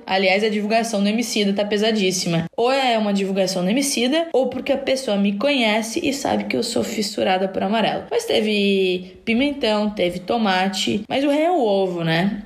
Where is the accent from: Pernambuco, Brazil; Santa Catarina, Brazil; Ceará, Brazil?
Santa Catarina, Brazil; Criciúma; eu sou de Criciúma